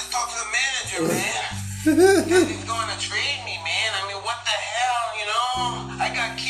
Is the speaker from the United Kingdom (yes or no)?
no; Dominican Republic; I'm from the Dominican Republic, okay? All I know is I was a little kid.